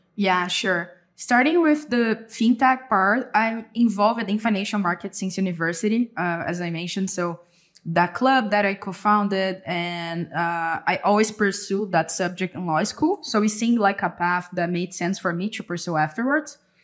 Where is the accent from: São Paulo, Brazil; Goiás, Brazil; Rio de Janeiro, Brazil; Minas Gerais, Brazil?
São Paulo, Brazil; Avaré; moved away as an adult; now in São Paulo, Brazil; I'm from Brazil. I was born and raised in Avaré, a city in the countryside. Currently, I live in São Paulo